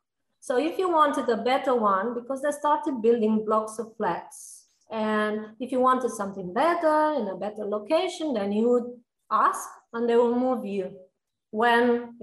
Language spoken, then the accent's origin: English; Romania; moved away as an adult; also born or lived in Italy / Egypt; I was born in Romania.